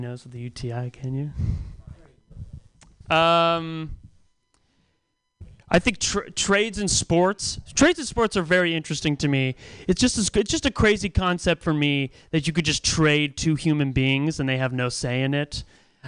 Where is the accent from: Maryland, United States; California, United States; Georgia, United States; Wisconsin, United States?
California, United States; Pacifica; now in San Francisco, United States; I'm from Pacifica originally